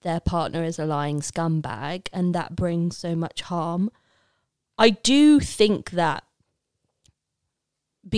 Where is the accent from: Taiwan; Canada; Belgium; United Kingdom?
United Kingdom; Leicester, East Midlands; I'm from Leicester